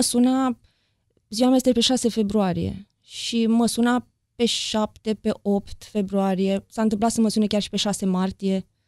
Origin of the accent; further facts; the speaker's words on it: Deva, Hunedoara County, Romania; moved away as an adult; now in Bucharest, Romania; din Deva, am 40 de ani, primii 20 i-am trăit acolo la Deva, următorii 20 în București și Aiurea